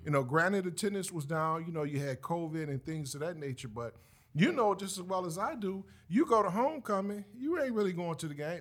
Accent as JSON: {"language": "English", "region": "the North", "country": "United States", "said": "us up north."}